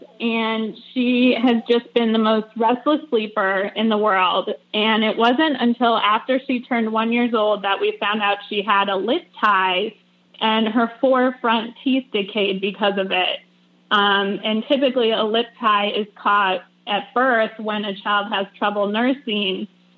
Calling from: Asheville, North Carolina, United States; I'm calling from Asheville, North Carolina.

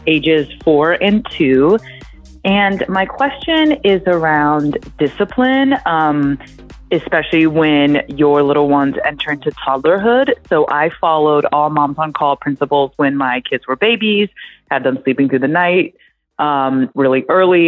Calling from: South Carolina, United States; I'm calling from South Carolina.

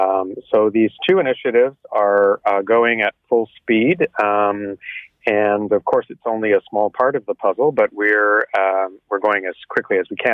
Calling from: Toronto, Ontario, Canada; I'm calling you from the Cedarvale Terrace in Toronto, where our mobile team continues our vaccination of long-term care homes.

